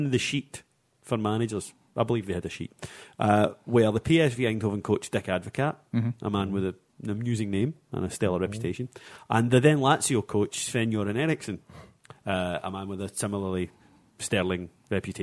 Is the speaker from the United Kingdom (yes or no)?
yes; Ayrshire, Scotland, United Kingdom; I'm from Ayrshire